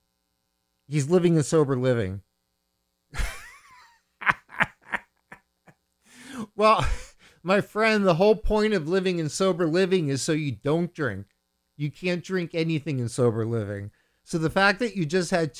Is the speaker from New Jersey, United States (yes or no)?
no; Bethlehem, Pennsylvania, United States; I grew up in the Allentown area. I grew up in Bethlehem